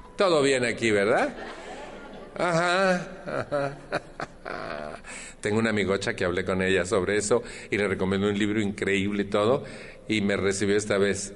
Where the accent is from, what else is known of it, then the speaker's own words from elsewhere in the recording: Mexico; en mi país